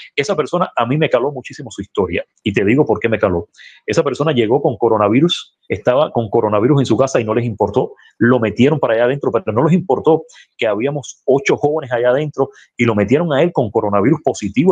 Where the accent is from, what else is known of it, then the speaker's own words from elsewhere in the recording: Calimete, Matanzas, Cuba; now in Cárdenas, Cuba; soy calimetense, devenido cardenense, déjame rectificar esto porque hay mucha gente de Calimete que me dice, recuerda que tú eres de Calimete, sí, yo soy de Calimete